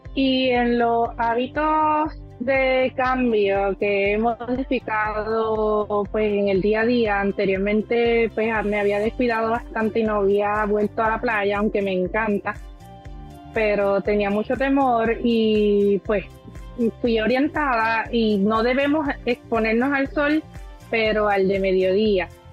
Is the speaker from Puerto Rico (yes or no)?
yes; Aguadilla, Puerto Rico; soy del pueblo de Aguadilla